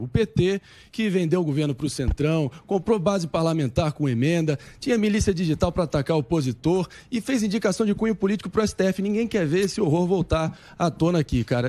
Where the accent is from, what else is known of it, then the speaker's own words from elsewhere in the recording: Rio de Janeiro, Brazil; no meu Rio de Janeiro, onde eu nasci